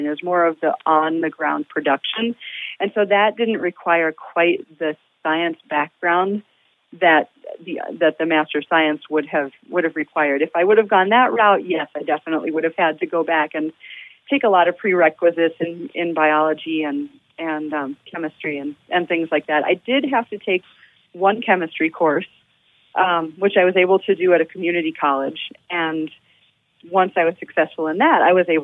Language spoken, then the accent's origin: English; Toledo, Ohio, United States; I grew up in Toledo, Ohio.